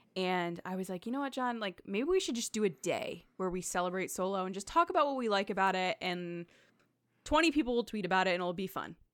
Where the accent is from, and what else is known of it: Connecticut, United States